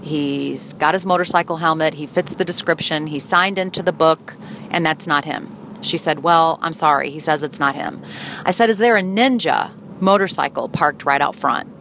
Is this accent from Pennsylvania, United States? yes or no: no; St. Louis, Missouri, United States; moved away as an adult; my hometown of St. Louis